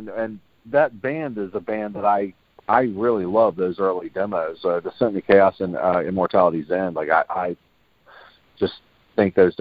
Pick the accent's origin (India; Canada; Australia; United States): United States; Virginia Beach, Virginia; moved away; also born or lived in Tampa, Florida; I'm from Virginia Beach